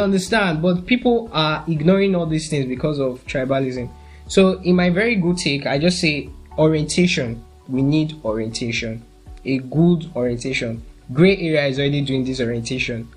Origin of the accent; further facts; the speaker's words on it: Nigeria; I'm a Nigerian.